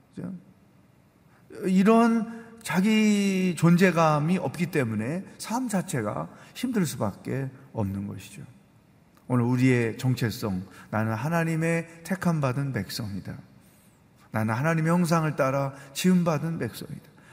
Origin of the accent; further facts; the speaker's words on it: South Korea; also born or lived in China; 중국에 살지만 우리는 한국 사람이야